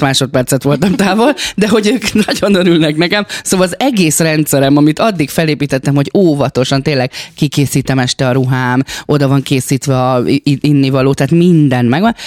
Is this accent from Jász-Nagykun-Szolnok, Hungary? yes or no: no; Gyomaendrőd, Békés, Hungary; én vidéki lány vagyok, gyomendrődi lány